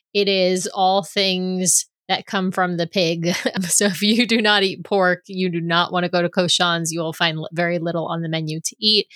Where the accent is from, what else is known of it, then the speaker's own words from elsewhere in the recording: New York City, New York, United States; also born or lived in Seattle area; now in Seattle, United States; back in New York